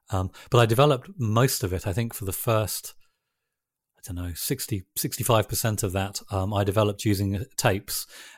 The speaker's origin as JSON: {"language": "English", "region": "Yorkshire and the Humber", "country": "United Kingdom", "tie": "born or raised there", "also_born_or_lived": "London, United Kingdom", "said": "actually I was born in London, and when I was about 12 years old, my sort of family relocated up to North Yorkshire."}